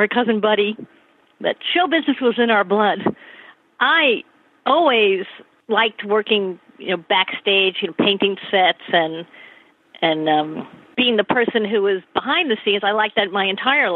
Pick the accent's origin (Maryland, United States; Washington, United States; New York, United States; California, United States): New York, United States; Hewlett; I'm from Hewlett, Long Island, on the border of Hewlett and Limerick. That's the south shore of Long Island